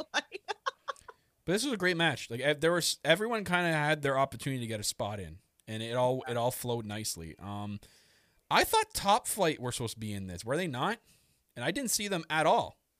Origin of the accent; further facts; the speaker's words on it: Canada; I'm very Canadian